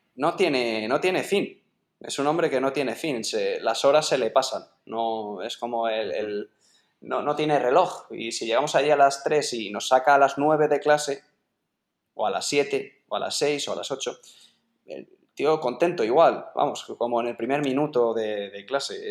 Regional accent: Sepúlveda, Castile and León, Spain; su pueblo, en, Sepúlveda, que este, en Segovia, que vamos, estoy orgullosísimo de, que también sea mi pueblo

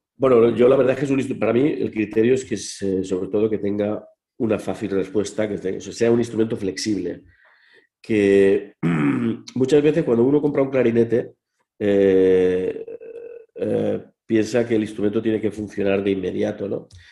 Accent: Santa Pola, Valencian Community, Spain; soy de Santa Pola, eh, ahí en Alicante

